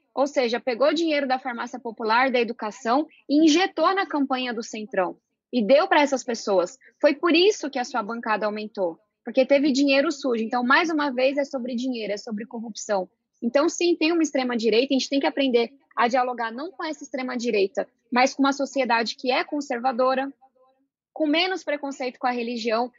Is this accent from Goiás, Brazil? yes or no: no; São Paulo, Brazil; Eu venho da periferia de São Paulo, fui estudante de escola pública